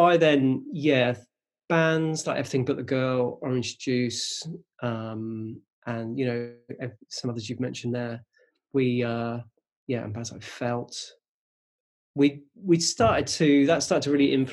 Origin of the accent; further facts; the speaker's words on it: just outside Reading, South East England, United Kingdom; We grew up in just outside Reading. It's quite a rural place, a little village